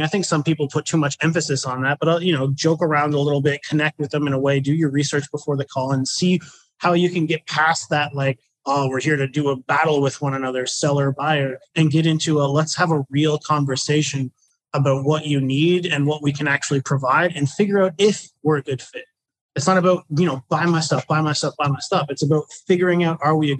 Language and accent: English; New Brunswick, Canada; moved away as an adult; I was from the East Coast, a tiny little province called New Brunswick. I'm in Canada